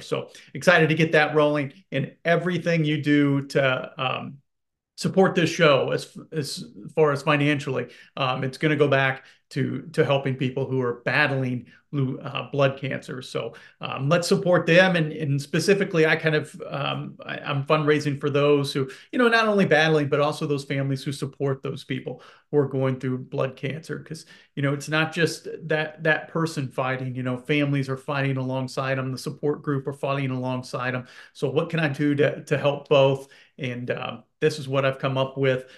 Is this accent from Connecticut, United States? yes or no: no; Indianapolis, Indiana, United States; Growing up in Indianapolis